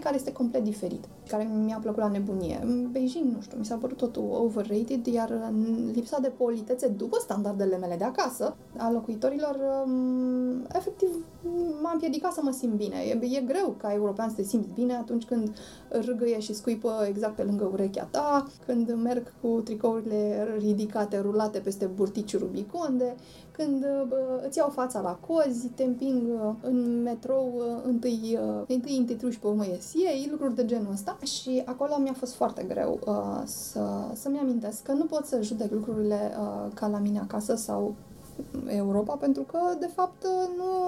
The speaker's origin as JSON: {"language": "Romanian", "country": "Romania", "said": "suntem din România"}